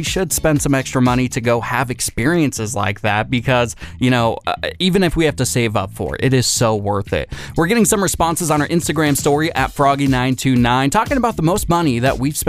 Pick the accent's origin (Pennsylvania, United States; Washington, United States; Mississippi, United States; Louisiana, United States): Washington, United States; Seattle; moved away as an adult; now in Northern California, United States; my hometown team, the Seahawks